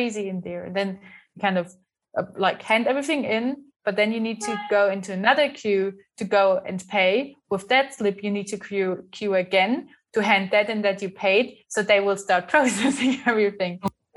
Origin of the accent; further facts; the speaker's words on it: Germany; moved away as an adult; now in Windhoek, Namibia; my hometown in Germany